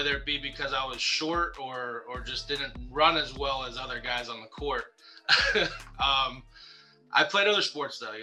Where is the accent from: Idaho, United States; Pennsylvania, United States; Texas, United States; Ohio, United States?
Pennsylvania, United States; Western; growing up in Western PA